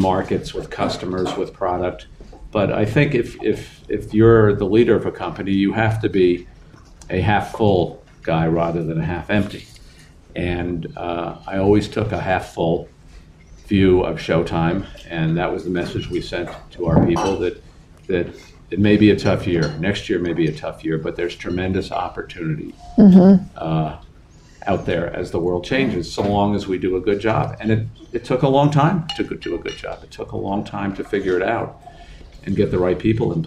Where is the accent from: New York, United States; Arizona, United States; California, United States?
New York, United States; New York City; I was raised in Queens, in an apartment in Queens, primarily in Queens.